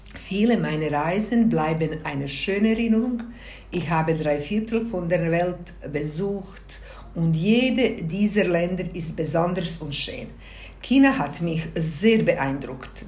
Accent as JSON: {"language": "German", "town": "Zenica", "region": "Federation of Bosnia and Herzegovina", "country": "Bosnia & Herzegovina", "tie": "born or raised there", "second_language": "German", "moved": "as an adult", "lives_now": "Switzerland", "said": "In der Stadt Senica bin ich geboren, aufgewachsen und meine Grundausbildung absolviert."}